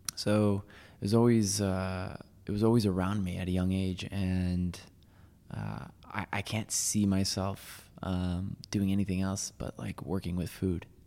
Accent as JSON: {"language": "English", "town": "Waterbury", "region": "Connecticut", "country": "United States", "tie": "born or raised there", "also_born_or_lived": "New York City", "moved": "yes", "said": "I grew up in Waterbury, Connecticut"}